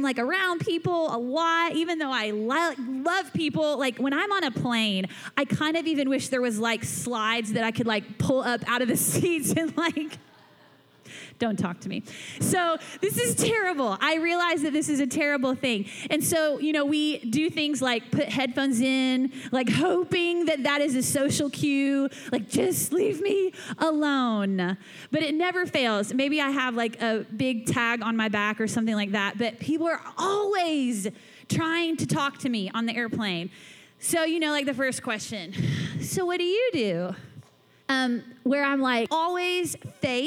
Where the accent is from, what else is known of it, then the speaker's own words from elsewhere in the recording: Atlanta, Georgia, United States; now in Louisville, United States; I grew up in Atlanta, Georgia